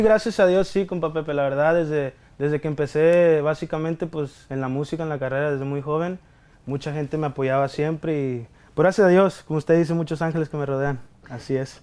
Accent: Mexico; como todo mexicano

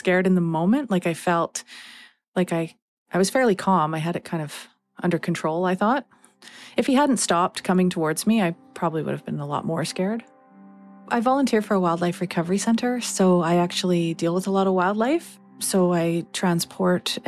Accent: Chemainus, British Columbia, Canada; I'm from Chemainus, BC

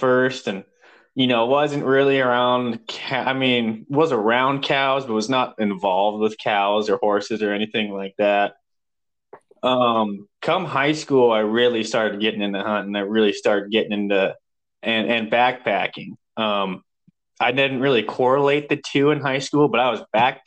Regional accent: Missoula, Montana, United States; I was born in Missoula, Montana

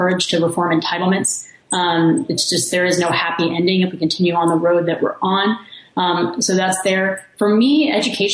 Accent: Kingwood, Texas, United States; I'm from Texas. I grew up in Kingwood, Texas

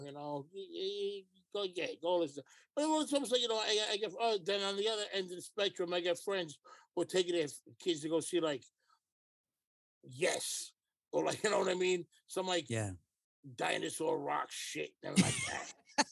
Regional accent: New York City, New York, United States; I'm a New Yorker.

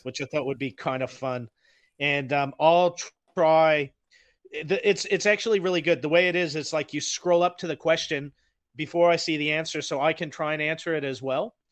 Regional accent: United States; now in Auckland, New Zealand; I am an American

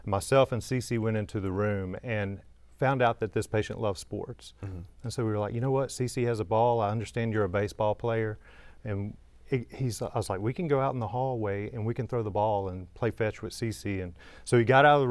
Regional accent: Louisiana, United States; now in Memphis, United States; I'm from Louisiana originally

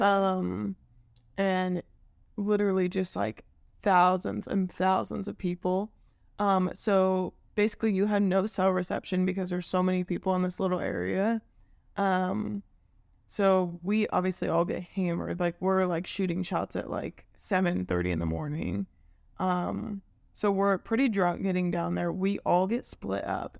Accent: Maryville, Missouri, United States; I'm from Maryville

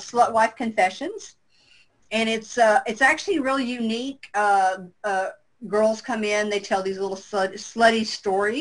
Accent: the South, United States; I'm from the South

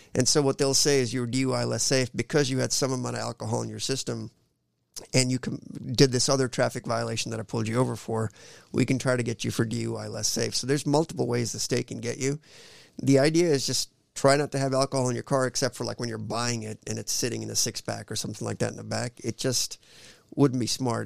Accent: Oskaloosa, Iowa, United States; also born or lived in India; I grew up in Iowa, man. We moved from in, India. We moved straight to Oskaloosa, Iowa

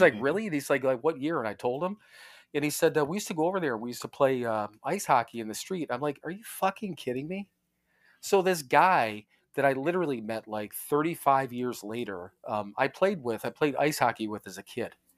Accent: Parma, Ohio, United States; moved away; I was born in Parma, Ohio, which is out in the Cleveland area

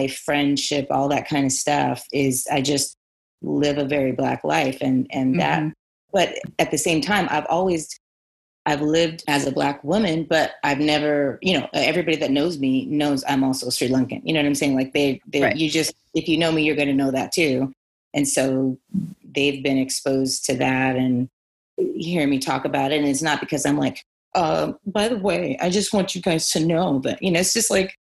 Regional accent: Santa Monica, California, United States; I was born in Santa Monica. I'm born and raised in Cali. I'm a Cali girl for life

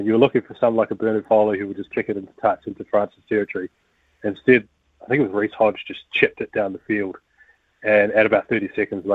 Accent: New Zealand; growing up in New Zealand, sort of, I don't know, age myself too much, 20, 30 years ago

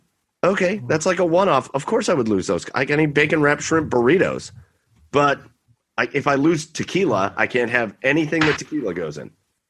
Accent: Cleveland, Ohio, United States; I'm from Cleveland.

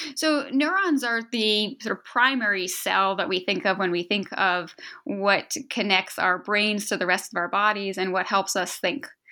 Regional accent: outside Boston, Massachusetts, United States; moved away as an adult; now in Philadelphia, United States; I, I grew up outside Boston and, uh, and was there for most of my life through college.

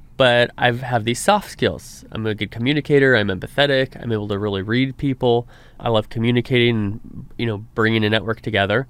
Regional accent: Reedley, California, United States; it's my hometown, Reedley, California

